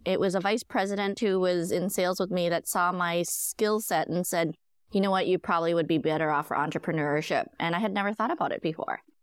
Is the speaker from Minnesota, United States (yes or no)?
yes; Minnesota, United States; moved away; also born or lived in San Francisco; I grew up in Minnesota